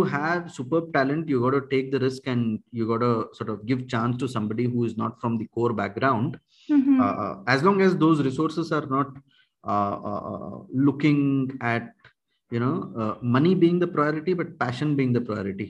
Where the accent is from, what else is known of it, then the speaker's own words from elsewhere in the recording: India; first language Kannada; English is a second language; I happen to know three languages, Kannada, Hindi, and English. Kannada is my mother tongue.